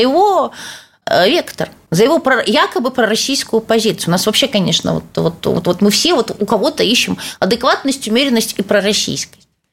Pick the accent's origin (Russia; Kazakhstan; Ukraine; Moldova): Ukraine; Odesa, Odesa Oblast; я одесситка